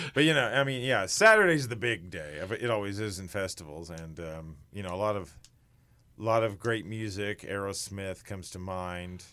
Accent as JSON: {"language": "English", "town": "Sedalia", "region": "Missouri", "country": "United States", "tie": "born or raised there", "said": "I'm from Sedelia, so I grew up hearing little things about it"}